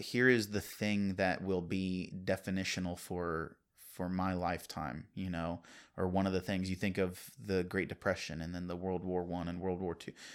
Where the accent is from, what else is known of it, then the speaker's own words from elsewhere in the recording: Virginia, United States; I grew up in Virginia.